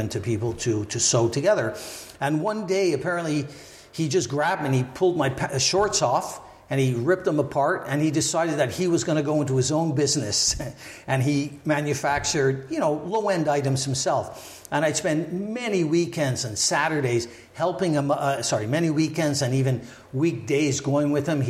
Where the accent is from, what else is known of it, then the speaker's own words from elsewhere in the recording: Montreal, Quebec, Canada; I was born and raised in Montreal.